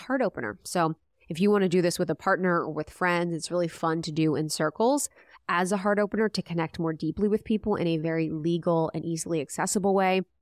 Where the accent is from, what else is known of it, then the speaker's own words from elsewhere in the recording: Midwest, United States; moved away; I'm from the Midwest.